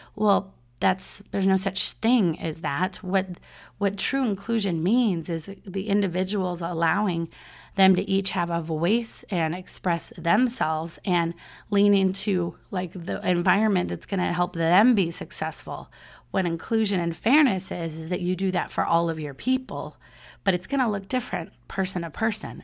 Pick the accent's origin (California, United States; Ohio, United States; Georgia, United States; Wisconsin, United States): California, United States; Southern; I'm from Southern California